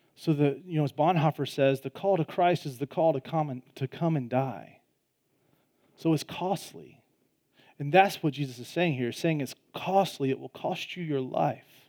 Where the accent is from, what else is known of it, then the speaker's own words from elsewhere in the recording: Georgia, United States; I'm from Georgia, Southeastern Conference, Georgia Bulldog fan